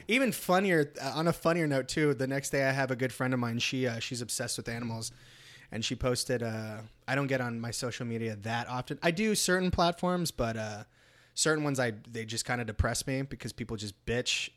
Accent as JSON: {"language": "English", "region": "California", "country": "United States", "moved": "yes", "said": "I'm actually from California"}